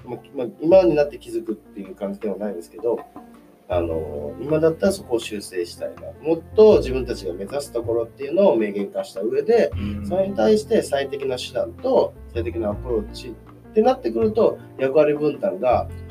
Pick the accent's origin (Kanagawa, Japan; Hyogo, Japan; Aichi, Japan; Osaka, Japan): Hyogo, Japan; Itami; moved away; 関西ですあの実家は今痛みに兵庫県の痛みなんですけど